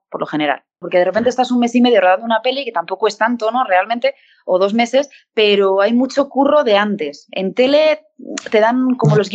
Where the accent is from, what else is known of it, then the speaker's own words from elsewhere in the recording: Bilbao, Basque Country, Spain; born there; now in Madrid, Spain; Yo nací en Bilbao, lo que pasa es que lo que me queda es el Athletic de Bilbao